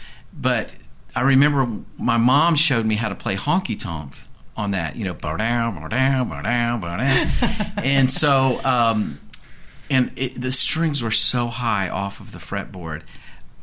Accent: Virginia, United States; I grew up in Virginia.

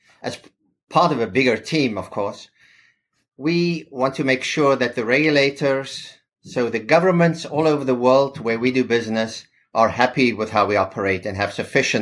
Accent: Pretoria, Gauteng, South Africa; moved away as an adult; also born or lived in Cape Town, South Africa; now in New York City, United States; I'm originally from South Africa. I grew up there.

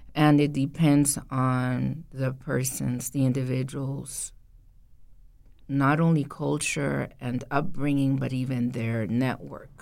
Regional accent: Costa Rica; moved away; I was born in Costa Rica, country in Central America.

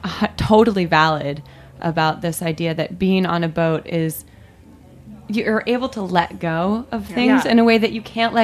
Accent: Central Illinois, United States; moved away; I'm one of you. I come from Central Illinois. I grew up in small towns on the prairie.

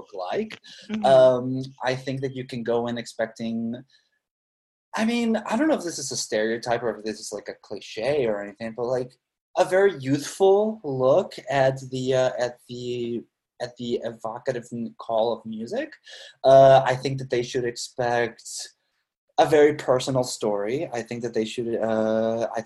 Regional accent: Mexicali, Baja California, Mexico; moved away; my hometown

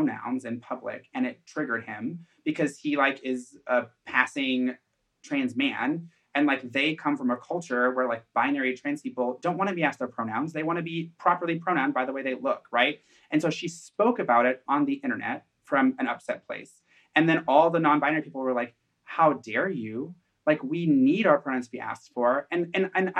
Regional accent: Fern Creek, Kentucky, United States; I was born in Fern Creek.

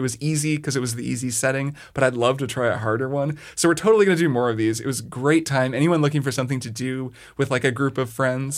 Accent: Southern Indiana, United States; the eight one two area code, which is Southern Indiana, and that's where I grew up.

